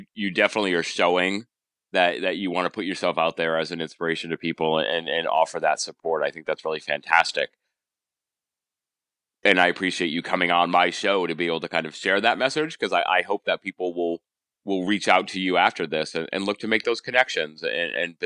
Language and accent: English; Rhode Island, United States; I'm from Rhode Island